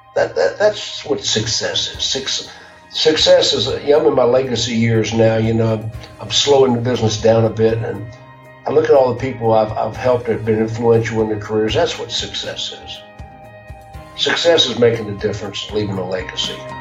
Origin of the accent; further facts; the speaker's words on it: Jacksonville, Florida, United States; I grew up in Jacksonville